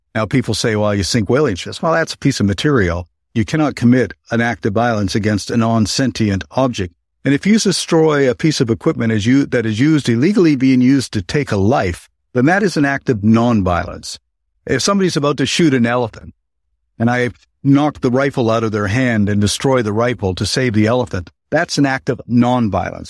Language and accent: English; Canada; moved away; Canada, my home country